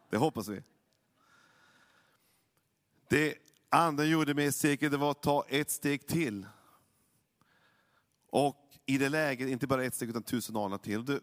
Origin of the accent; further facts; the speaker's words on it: Norrland, Sweden; Jag är ju norrlänning, jag, jag har ju en, jag har mina gener från min pappa väldigt mycket.